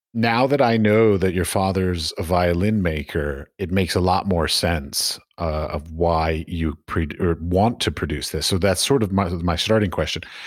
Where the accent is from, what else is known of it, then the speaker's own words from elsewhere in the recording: United States; moved away; I'm from America